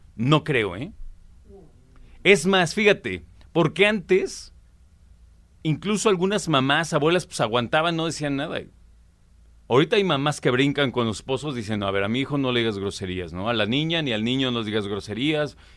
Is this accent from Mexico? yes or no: yes; Mexico